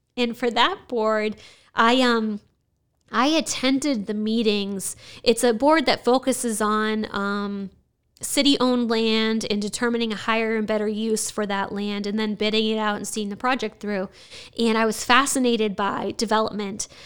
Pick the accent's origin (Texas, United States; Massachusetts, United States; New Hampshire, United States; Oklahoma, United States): New Hampshire, United States; Nashua; I was born and raised in Nashua